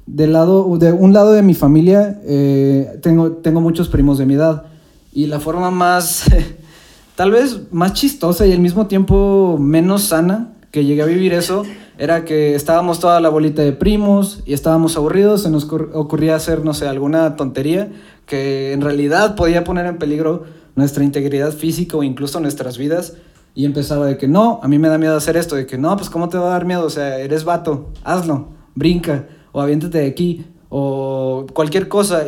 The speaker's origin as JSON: {"language": "Spanish", "country": "Mexico", "said": "la definición que tenemos nosotros como mexicanos"}